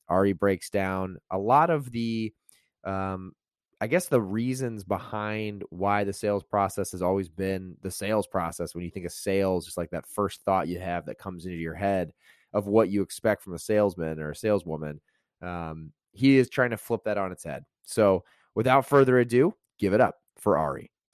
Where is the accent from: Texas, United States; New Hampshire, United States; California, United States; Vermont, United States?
California, United States; Santa Barbara; I'm actually from Santa Barbara